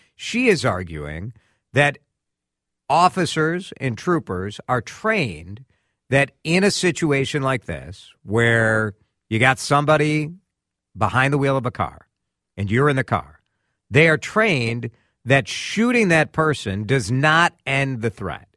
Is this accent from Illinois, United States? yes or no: yes; Chicago, Illinois, United States; now in Minnesota, United States; growing up in Chicago